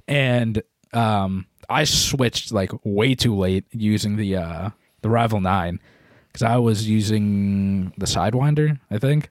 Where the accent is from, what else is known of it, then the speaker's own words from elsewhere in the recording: New England, United States; we're from New England